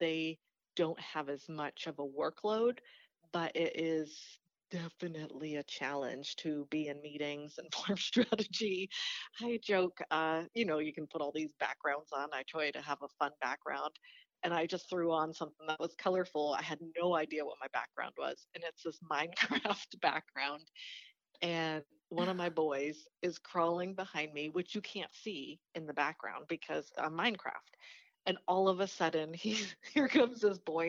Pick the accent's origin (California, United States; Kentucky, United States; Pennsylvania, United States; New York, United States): Pennsylvania, United States; moved away as an adult; also born or lived in Philadelphia; now in Indianapolis, United States; I'm from Pennsylvania. I was born and raised there and left.